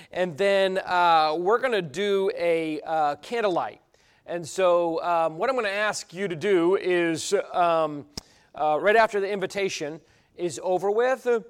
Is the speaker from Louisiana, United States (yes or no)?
no; Cambridge, New York, United States; moved away; I'm from Cambridge, New York